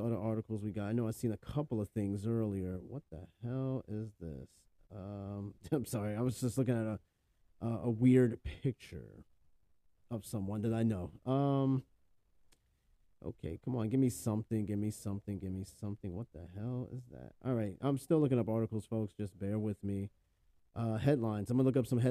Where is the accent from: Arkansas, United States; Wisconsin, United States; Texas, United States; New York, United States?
New York, United States; I'm from New York.